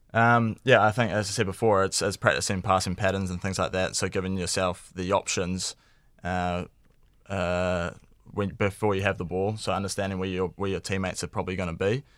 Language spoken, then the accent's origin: English; New Zealand; being a Kiwi sports fan growing up